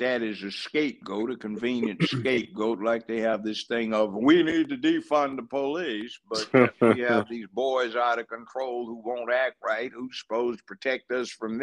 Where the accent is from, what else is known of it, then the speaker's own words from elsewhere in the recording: Los Angeles, California, United States; moved away as an adult; now in Tennessee, United States; I grew up in Los Angeles, went to UCLA Law School